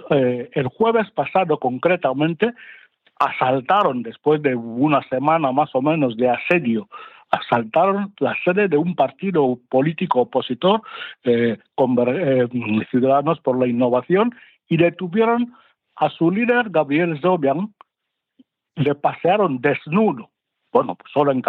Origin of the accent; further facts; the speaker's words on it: Equatorial Guinea; cuanto sucede, cuanto acontece en mi país, en Guinea Ecuatorial.